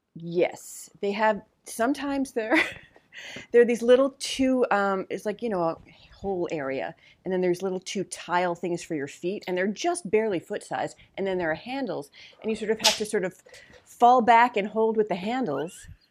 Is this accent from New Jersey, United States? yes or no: yes; New Jersey, United States; also born or lived in New York; now in Los Angeles, United States; I grew up in New Jersey and I wasn't a big Jersey Shore person